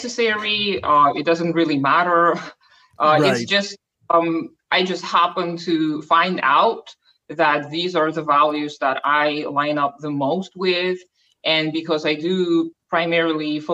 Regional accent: Almaty, Kazakhstan; first language Russian; English is a second language; I am from Kazakhstan, from Almaty, which used to be our capital.

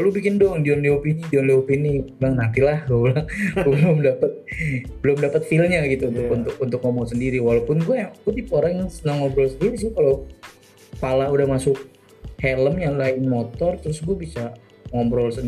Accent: Jakarta, Indonesia; karena menurut gue dari Jakarta adalah macet karena mungkin gue dari dulu di Jakarta ya

